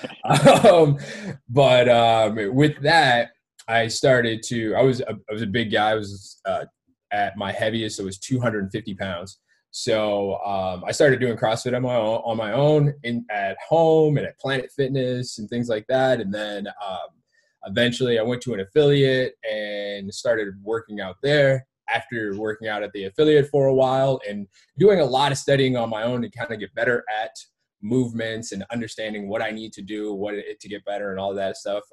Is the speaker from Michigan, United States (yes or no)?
yes; Detroit, Michigan, United States; also born or lived in Georgia; I grew up in Detroit and uh, um, around Detroit's area.